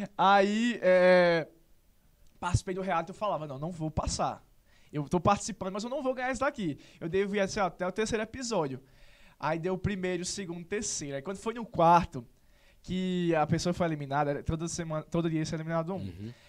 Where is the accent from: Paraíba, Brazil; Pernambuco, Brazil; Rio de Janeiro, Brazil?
Paraíba, Brazil; Serra Branca; also born or lived in Sumé; Eu nasci em Sumé, eu só nasci aqui porque o Hospital Serra Branca estava em reforma. Mas, assim, só fiz nascer e sou de lá